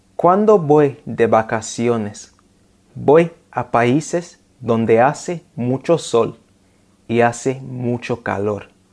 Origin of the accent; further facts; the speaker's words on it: London, United Kingdom; first language English; Spanish is a second language; mi ciudad natal, Londres